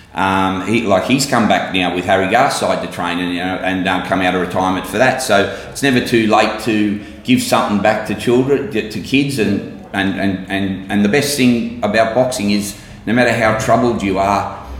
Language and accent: English; Sydney, New South Wales, Australia; I'm from Maroubra, uh, literally a stone's throw from the gym. I grew up in housing mission down there, and uh, and I'm born and bred Maroubra, and I never left